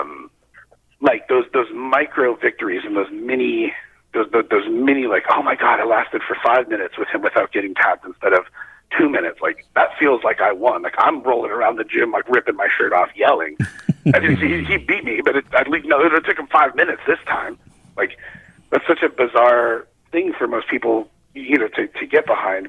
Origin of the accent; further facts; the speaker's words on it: Arizona, United States; we're from Arizona